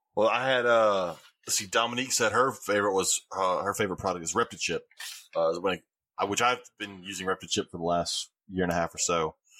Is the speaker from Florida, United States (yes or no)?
no; Alabama, United States; I'm from Alabama